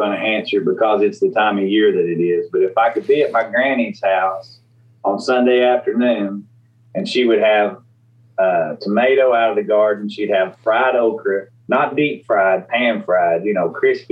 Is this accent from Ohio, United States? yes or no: no; East Tennessee, United States; I grew up in East Tennessee